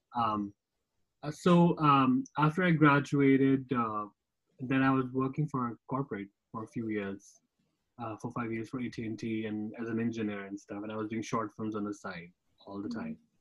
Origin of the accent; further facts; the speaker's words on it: Jammu and Kashmir, India; moved away; I also worked in my hometown, Kashmir